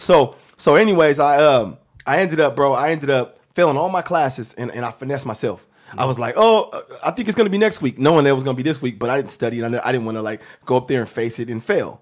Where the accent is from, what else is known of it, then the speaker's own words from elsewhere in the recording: Seattle, Washington, United States; I'm from Seattle, Washington